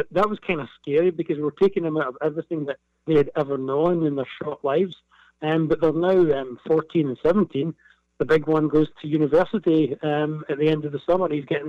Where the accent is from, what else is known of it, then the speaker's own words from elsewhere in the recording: southwest Scotland, United Kingdom; moved away as an adult; now in Tampa Bay, United States; where I'm from, southwest Scotland. Where I grew up is beautiful. There's a mountainous island called Arran. So I grew up looking at the sun setting over the top of mountains.